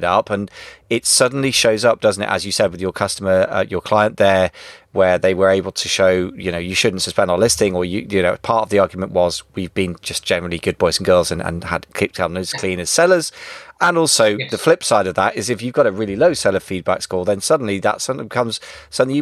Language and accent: English; United Kingdom; first language English